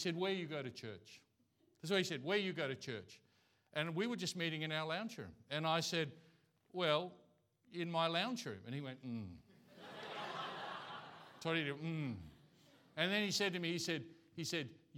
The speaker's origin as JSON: {"language": "English", "country": "Australia", "first_language": "English", "moved": "yes", "lives_now": "Thailand", "said": "I'm from Australia. English is my language."}